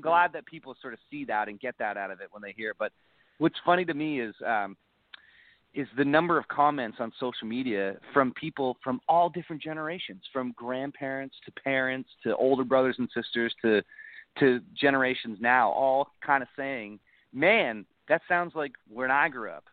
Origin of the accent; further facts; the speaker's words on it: Niagara Falls, Ontario, Canada; my house where I grew up in Niagara Falls